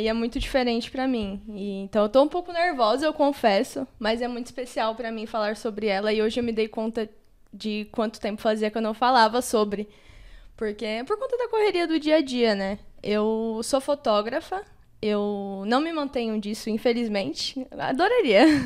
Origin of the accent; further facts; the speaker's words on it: São Paulo, Brazil; Eu nasci e fui criada no Capão Redondo